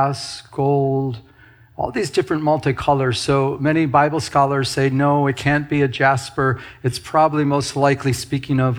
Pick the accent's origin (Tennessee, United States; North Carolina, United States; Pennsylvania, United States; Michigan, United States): Michigan, United States; moved away; I'm from Michigan